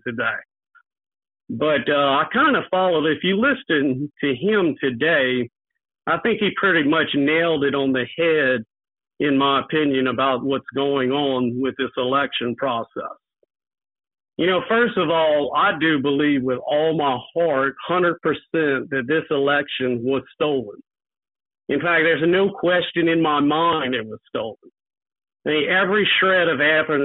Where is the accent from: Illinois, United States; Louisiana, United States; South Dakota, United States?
Louisiana, United States; Crowley; also born or lived in Lafayette, Louisiana; I'm actually from Crowley, Louisiana, which is a home to a lot of famous Louisiana politicians